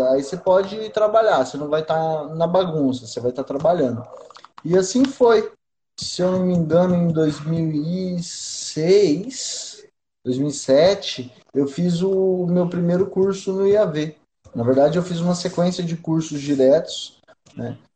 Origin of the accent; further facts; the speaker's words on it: interior of São Paulo, Brazil; now in Cuiabá, Brazil; tem 10 anos que eu tô aqui e eu sou de São Paulo, interior de São Paulo.